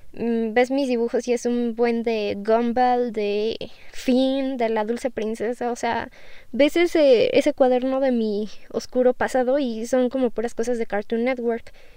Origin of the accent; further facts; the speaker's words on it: Mexico; yo soy de México